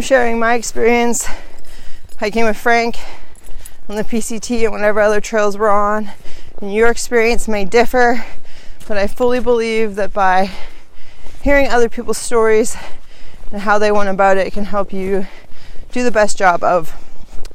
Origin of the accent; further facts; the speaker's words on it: Canada; being Canadian, I wasn't very clear on the regulations down here in the United States, and back home in Canada